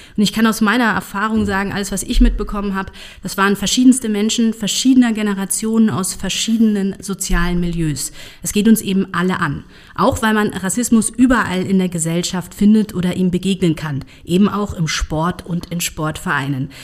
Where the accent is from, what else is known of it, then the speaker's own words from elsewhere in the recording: Munich, Bavaria, Germany; ich bin Münchnerin, geboren in München